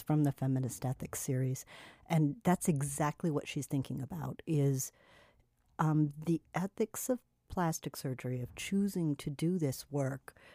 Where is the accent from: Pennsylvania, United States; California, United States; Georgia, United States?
California, United States; now in Miami, United States; the femme aesthetics that I grew up with in California